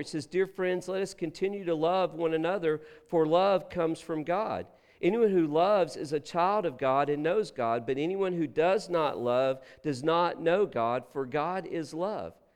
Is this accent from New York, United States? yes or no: no; Texas, United States; moved away; we're from Texas